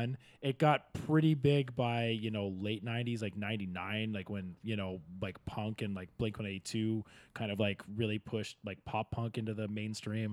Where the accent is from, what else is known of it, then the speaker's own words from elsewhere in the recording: Kingston, Ontario, Canada; I grew up in Kingston, which is only 2.5 hours away from Toronto